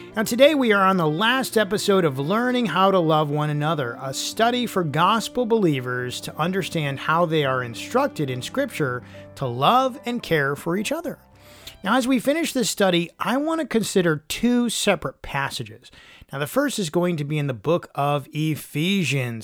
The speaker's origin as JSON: {"language": "English", "region": "Michigan", "country": "United States", "tie": "born or raised there", "said": "I grew up in Michigan where there were tons of leaves to rake in the fall"}